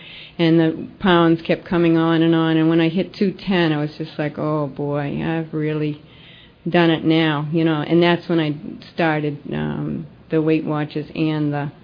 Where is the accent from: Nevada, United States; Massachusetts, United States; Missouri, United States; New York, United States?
Massachusetts, United States; Lexington; also born or lived in Lynnfield, Massachusetts; I did grow up in Boston. I grew up in Lexington, Mass.